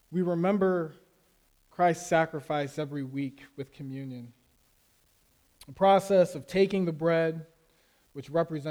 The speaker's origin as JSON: {"language": "English", "region": "Florida", "country": "United States", "tie": "born or raised there", "also_born_or_lived": "Las Vegas, Nevada, United States", "said": "I grew up in Las Vegas, and we moved to Florida when I was about 8"}